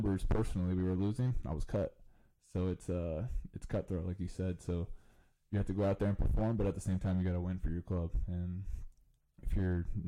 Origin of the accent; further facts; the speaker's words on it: Champaign, Illinois, United States; play in Champaign, my hometown school